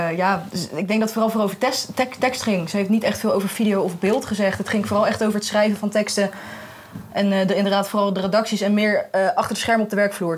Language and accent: Dutch; The Hague, South Holland, Netherlands; Ik kom uit Den Haag